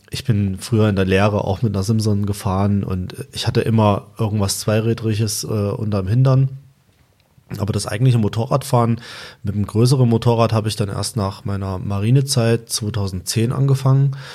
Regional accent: Thuringia, Germany; Ich komme auch aus Thüringen, ich komme aus der Nähe von Suhl.

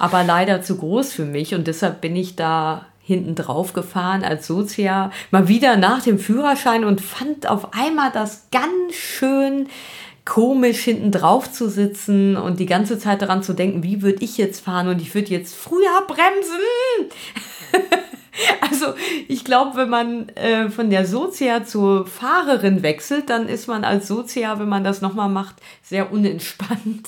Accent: Germany; wir als Deutsche

